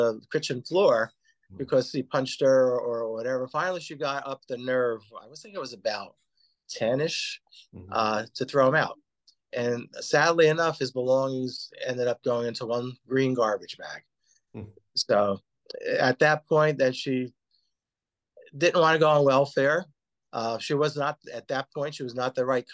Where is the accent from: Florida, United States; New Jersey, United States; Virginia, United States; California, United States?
New Jersey, United States; Paterson; now in Woodland Park, United States; I was born in Paterson, New Jersey